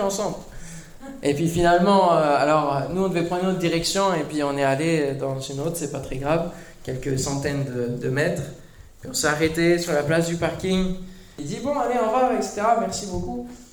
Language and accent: French; Mulhouse, Grand Est, France; On vient de Mulhouse